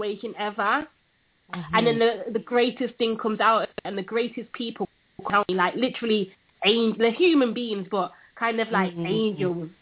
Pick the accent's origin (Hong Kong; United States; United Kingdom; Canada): United Kingdom; accent: British; my British accent